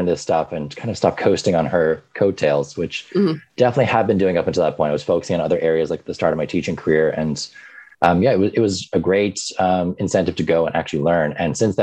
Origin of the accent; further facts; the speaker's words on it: Ireland; moved away as an adult; also born or lived in New York, United States; now in United States; I grew up in New York for the first 10 years of my life. And then my parents moved back to Ireland because they were originally from there. So I spent the next, you know, part of my formative years in Ireland